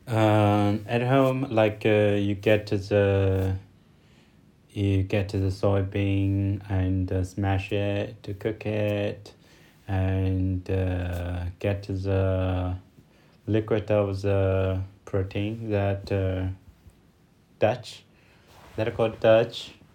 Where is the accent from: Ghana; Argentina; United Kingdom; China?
China; from China